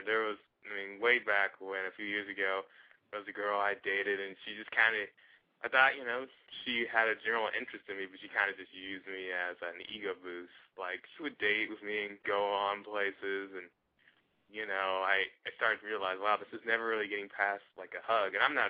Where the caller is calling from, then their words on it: Los Angeles, California, United States; Los Angeles.